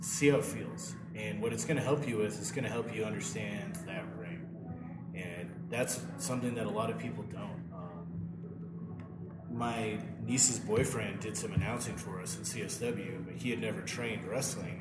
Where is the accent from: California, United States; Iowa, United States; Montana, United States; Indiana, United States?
Montana, United States; Missoula; I was living in my hometown of Missoula, Montana